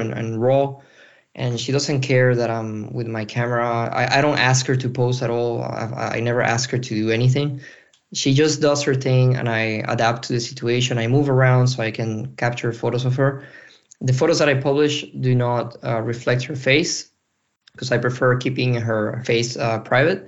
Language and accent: English; Venezuela; moved away as an adult; now in Brussels, Belgium; I'm a photographer currently based in Brussels, Belgium. And I'm originally from Venezuela.